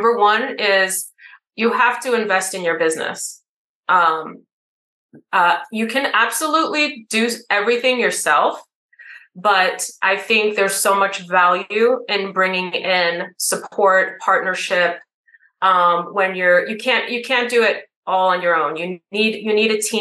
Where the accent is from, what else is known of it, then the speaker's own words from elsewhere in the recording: New York City, New York, United States; I'm from New York City